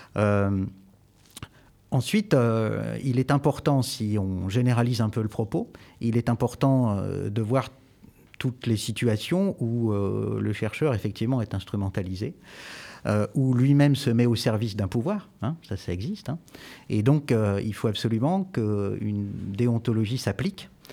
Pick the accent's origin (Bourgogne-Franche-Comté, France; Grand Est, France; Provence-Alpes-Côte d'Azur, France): Bourgogne-Franche-Comté, France; Jura; now in Poitiers, France; Je suis jurassien